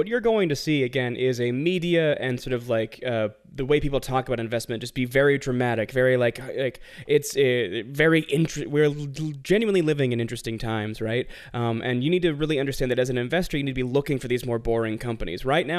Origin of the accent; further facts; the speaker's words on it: Tennessee, United States; accent: southern/northeastern; also born or lived in Philadelphia; I was raised in Tennessee and also Philadelphia, so I have like a very almost southern accent that's always competing with like a regular like northeastern accent